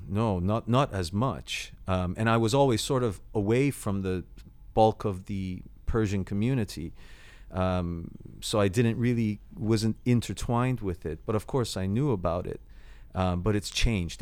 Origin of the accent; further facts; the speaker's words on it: Toronto, Ontario, Canada; moved away as an adult; now in London, United Kingdom; the city I grew up